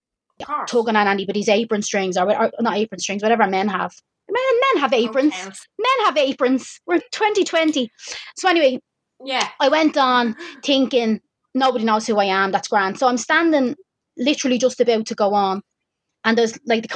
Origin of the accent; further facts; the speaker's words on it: Dublin, Leinster, Ireland; I'm from Dublin